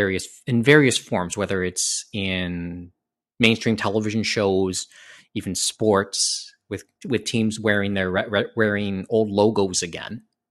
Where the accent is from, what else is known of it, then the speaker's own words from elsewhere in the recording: Canada; we're Canadian in that sense, I suppose.